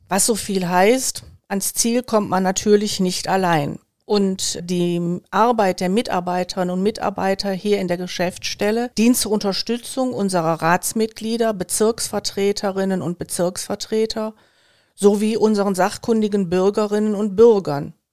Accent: Wuppertal, North Rhine-Westphalia, Germany; now in Remscheid, Germany; Also ich bin nicht nur in Kronenberg aufgewachsen, ich habe auch eine ganze Zeit in der Südstadt von Elberfeld gelebt und bin heute nach wie vor eng mit Kronenberg verbunden

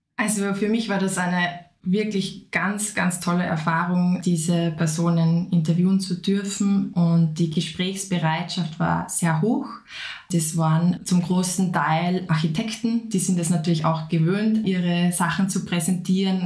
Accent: Upper Austria, Austria; moved away as an adult; also born or lived in Vienna; Ich komme ursprünglich aus Oberösterreich, habe dann in Wien Konservierung und Restaurierung studiert

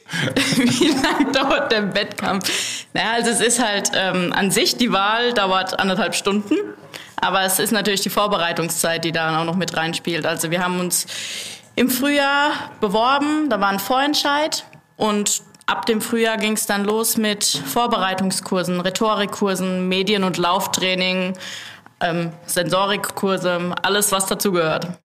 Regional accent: Rhineland-Palatinate, Germany; bei uns in der Pfalz

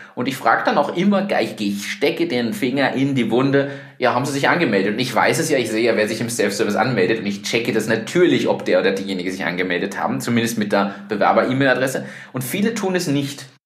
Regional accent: Germany; now in Austria; ich bin Deutscher

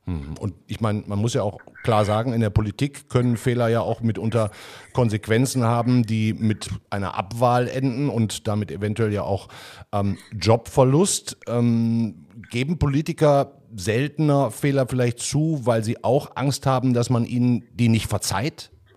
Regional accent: Duisburg, North Rhine-Westphalia, Germany; in meiner Heimatstadt Duisburg

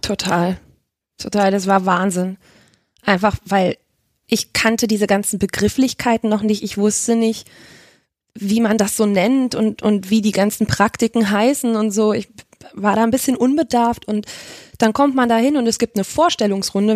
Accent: Hanover, Lower Saxony, Germany; moved away as an adult; now in Leipzig, Germany; ich komme ursprünglich aus Hannover tatsächlich, wohne aber jetzt seit sechseinhalb Jahren in Leipzig

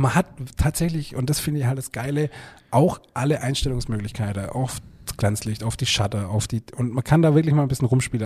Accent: Germany; Bülot Zell, mein Heimatdorf

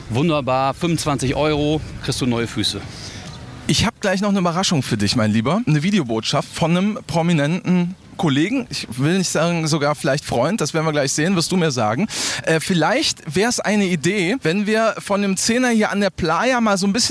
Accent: Upper Franconia, Bavaria, Germany; Aus Bayern, aus Oberfranken.

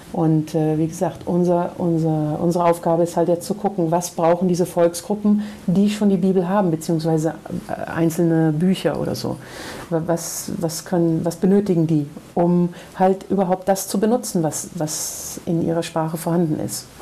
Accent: Aachen, North Rhine-Westphalia, Germany; moved away as an adult; also born or lived in Brazil; now in Anápolis, Brazil; die, äh, Schulzeit und Ausbildungszeit und so, äh, bis ich zweiunddreißig war in Deutschland gelebt, in Aachen

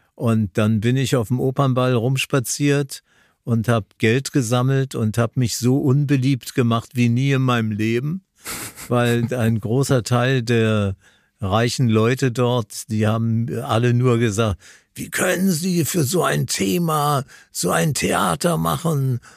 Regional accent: Linz, Upper Austria, Austria; meine Sendung aus Linz an der Donau, wo ich geboren bin. Das wird ein Heimspiel für mich.

